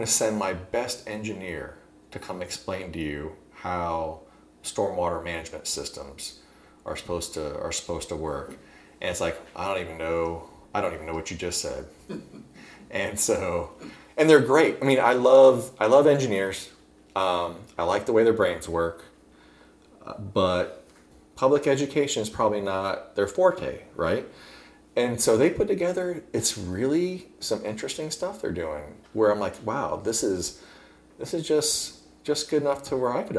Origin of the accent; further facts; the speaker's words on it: Florida, United States; But I do know very well the water wars growing up in Hillsborough County.